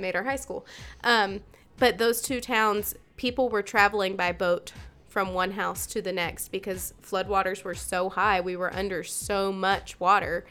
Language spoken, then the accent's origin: English; eastern North Carolina, United States; moved away; I grew up in the East. Yeah. Grew up in North Carolina